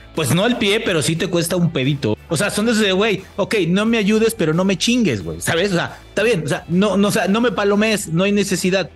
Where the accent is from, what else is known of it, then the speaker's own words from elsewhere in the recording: Mexico; como mexicano